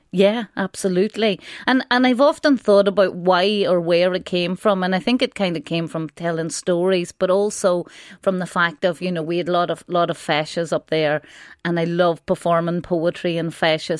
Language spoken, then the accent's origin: English; Donegal, Ulster, Ireland; where I grew up in Donegal